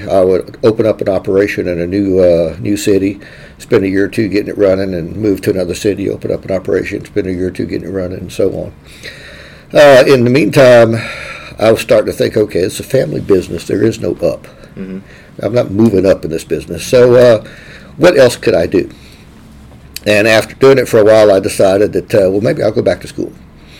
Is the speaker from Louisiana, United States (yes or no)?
yes; Lake Charles, Louisiana, United States; I'm from Lake Charles here